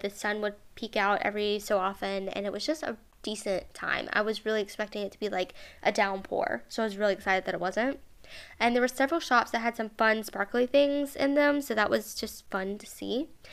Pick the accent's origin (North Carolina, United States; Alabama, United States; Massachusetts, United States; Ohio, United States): Alabama, United States; Mobile